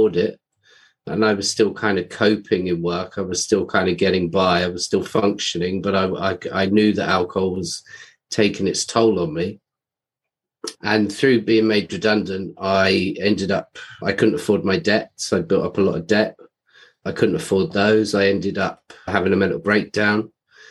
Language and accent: English; London, United Kingdom; I grew up in London, England